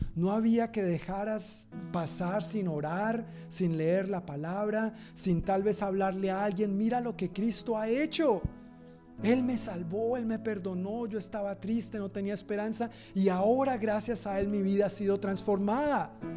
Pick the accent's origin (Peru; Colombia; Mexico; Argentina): Colombia; now in Tacoma, United States